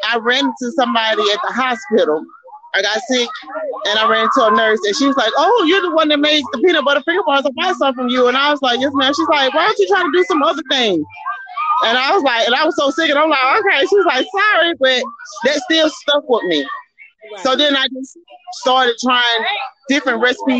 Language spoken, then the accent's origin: English; Albany, Georgia, United States; I'm from Albany, Georgia.